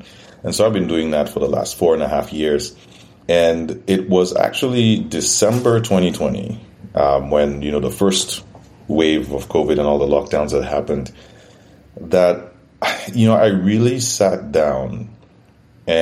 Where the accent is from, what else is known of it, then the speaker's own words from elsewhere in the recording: St. Lucia; moved away as an adult; also born or lived in Toronto, Canada; now in Canada; I'm originally from St. Lucia. It's a Caribbean island